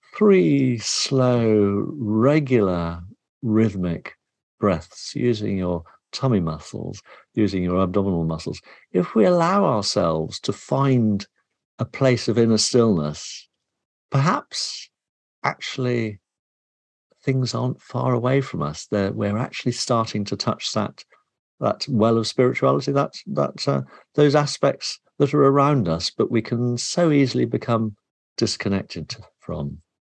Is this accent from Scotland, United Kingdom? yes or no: no; Somerset, South West England, United Kingdom; I grew up in Somerset